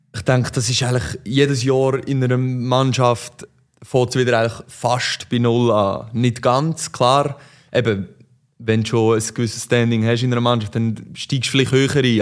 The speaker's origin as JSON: {"language": "German", "town": "Aarau", "region": "Aargau", "country": "Switzerland", "tie": "born or raised there", "said": "ich bin in Aarau aufgewachsen"}